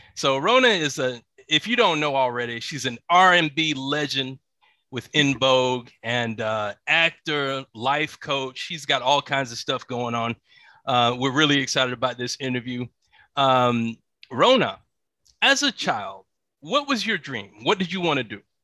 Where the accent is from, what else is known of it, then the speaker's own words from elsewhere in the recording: Atlanta, Georgia, United States; I grew up in Atlanta